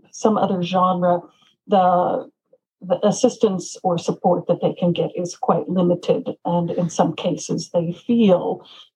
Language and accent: English; Memphis, Tennessee, United States; moved away as an adult; now in Tokyo, Japan; my hometown in Memphis